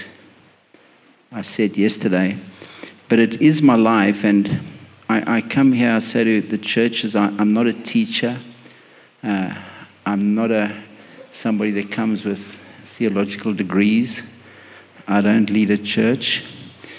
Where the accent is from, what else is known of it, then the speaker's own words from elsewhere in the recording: Johannesburg, Gauteng, South Africa; moved away as an adult; also born or lived in Pietermaritzburg / Durban; I was born in Johannesburg, lived in a beautiful home with beautiful parents